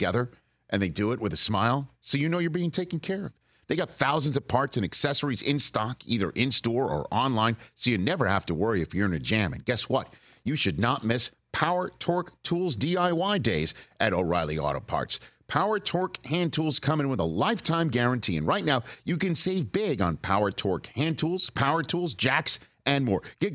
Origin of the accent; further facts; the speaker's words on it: New York, United States; I'm a New Yorker